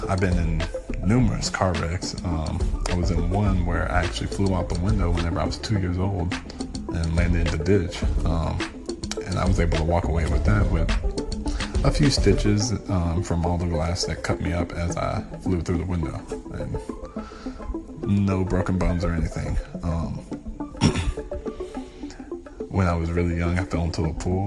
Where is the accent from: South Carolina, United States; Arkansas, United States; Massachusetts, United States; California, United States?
Arkansas, United States; I've been born and raised in Arkansas